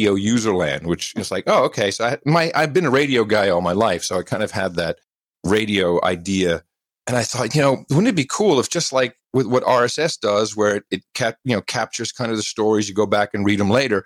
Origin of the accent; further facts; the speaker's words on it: Amsterdam, North Holland, Netherlands; now in United States; I was living in Amsterdam. I grew up in Amsterdam, the Netherlands, and then moved back to the States. I'm American